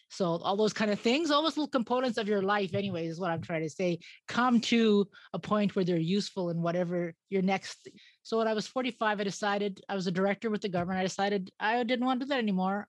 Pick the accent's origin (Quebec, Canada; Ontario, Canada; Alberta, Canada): Alberta, Canada; Edmonton; moved away as an adult; also born or lived in Yukon; now in Yellowknife, Canada; I came from Edmonton.